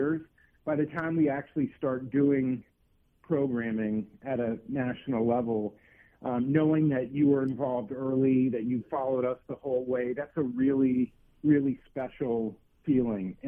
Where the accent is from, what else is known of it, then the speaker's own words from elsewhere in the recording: East Coast, United States; moved away as an adult; also born or lived in Missouri / Colorado; I grew up on the East Coast. I went to college in Missouri. I spent a long time in Colorado